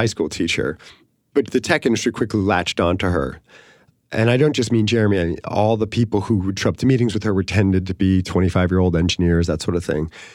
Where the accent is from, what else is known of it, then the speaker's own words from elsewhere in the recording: San Francisco, California, United States; I'm from San Francisco